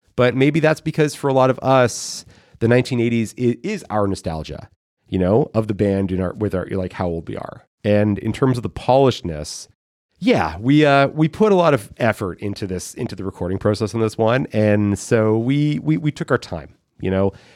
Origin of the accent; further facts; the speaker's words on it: Thornhill, Ontario, Canada; moved away; also born or lived in Guelph, Ontario; my own experience growing up in Thornhill